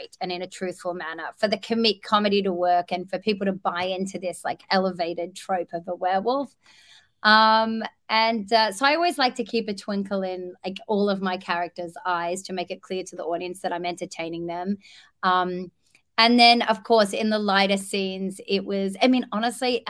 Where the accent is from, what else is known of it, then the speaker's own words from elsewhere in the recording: Australia; moved away; I grew up in Australia where we are the land of wonderful athletes